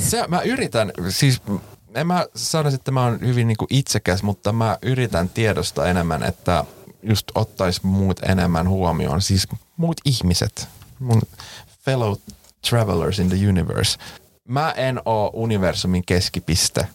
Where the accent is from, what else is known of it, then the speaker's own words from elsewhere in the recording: Finland; first language Swedish; Finnish is a second language; mä oon suomenruotsalainen